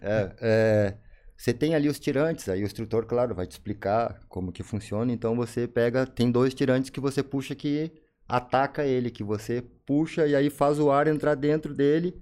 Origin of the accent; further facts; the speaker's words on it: São Leopoldo, Rio Grande do Sul, Brazil; also born or lived in Cachoeira do Sul; eu nasci em Cachoeira do Sul, no Rio Grande do Sul, cidade interior. Fui para São Leopoldo, uhum mais ou menos. São Léo Grande. Isso, 9, 10 anos aí.